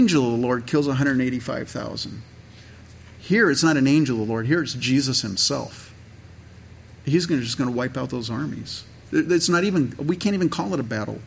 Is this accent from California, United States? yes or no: yes; Santa Clara Valley, California, United States; I grew up in California